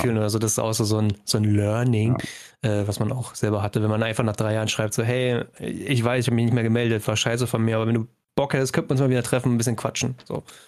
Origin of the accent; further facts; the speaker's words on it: Brandenburg, Germany; es gibt nicht viel Zivilisation mhm. bei uns in Brandenburg